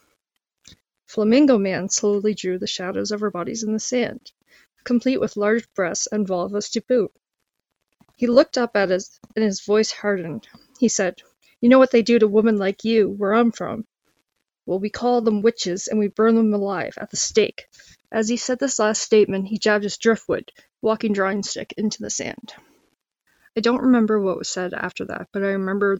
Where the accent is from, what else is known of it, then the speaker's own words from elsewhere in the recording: Amherst Shore, Nova Scotia, Canada; I grew up on the Amber Shore of Nova Scotia